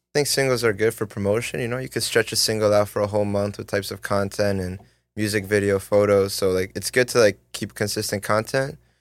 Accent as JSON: {"language": "English", "town": "Vaughan", "region": "Ontario", "country": "Canada", "tie": "born or raised there", "also_born_or_lived": "Toronto", "said": "that's the kind of Vaughn, Thornhill area. And then, so I lived there to, like, fourteen"}